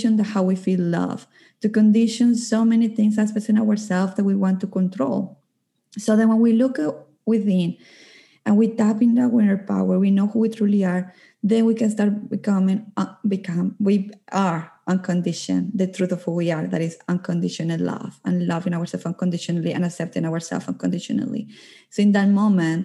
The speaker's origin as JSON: {"language": "English", "country": "Colombia", "moved": "as an adult", "lives_now": "Calgary, Canada", "said": "I'm originally from Colombia, but I live in Canada, in Calgary. I have been living in Canada for 12 years"}